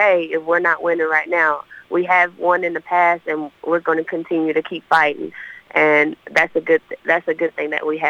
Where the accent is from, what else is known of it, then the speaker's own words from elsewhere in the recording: Dalton, Georgia, United States; also born or lived in Chattanooga area, Tennessee; now in Murfreesboro, United States; Originally from Dalton, Georgia, by way of, 30 minutes outside of Chattanooga, Tennessee